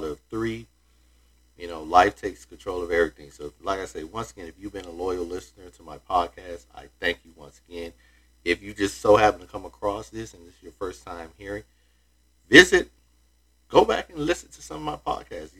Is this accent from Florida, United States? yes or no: yes; Florida, United States; here in my home state of Florida